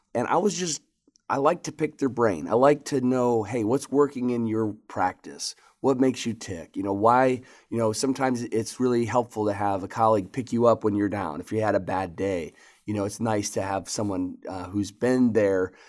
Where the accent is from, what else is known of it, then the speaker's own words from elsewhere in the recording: Michigan, United States; moved away as an adult; also born or lived in Lexington, Kentucky; I grew up in Michigan and, uh, at age eighteen came down to Lexington, Kentucky